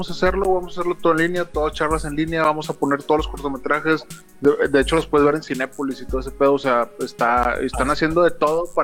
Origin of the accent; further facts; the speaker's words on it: Monterrey, Nuevo León, Mexico; lo digo porque soy regio.